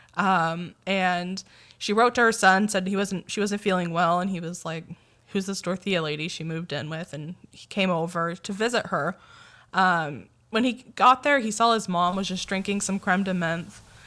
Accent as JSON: {"language": "English", "town": "Sanger", "region": "California", "country": "United States", "tie": "born or raised there", "said": "Sanger shout out"}